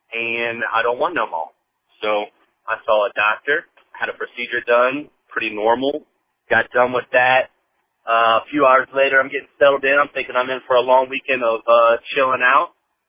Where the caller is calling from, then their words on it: Cincinnati, Ohio, United States; This is …. I'm calling from Cincinnati, Ohio.